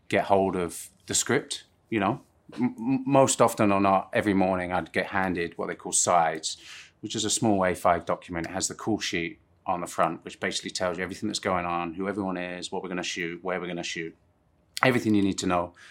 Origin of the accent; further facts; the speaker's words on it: Plymouth, South West England, United Kingdom; moved away; also born or lived in Surrey / Guildford; Plymouth is where I mostly grew up, uh, but obviously I'm, I'm from Surrey